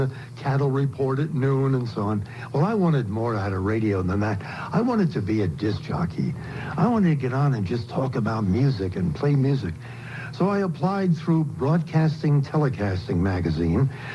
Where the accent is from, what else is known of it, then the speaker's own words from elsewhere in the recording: New Jersey, United States; moved away as an adult; also born or lived in Rochester, New York / Punxsutawney, Pennsylvania / Tampa, Florida; now in Florida, United States; In New Jersey. I'm a Jersey boy